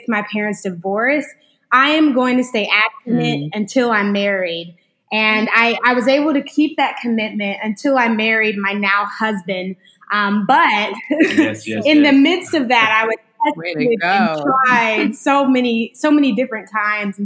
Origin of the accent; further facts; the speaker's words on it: Huntsville, Alabama, United States; now in Memphis, United States; from Sweet Home Huntsville, Alabama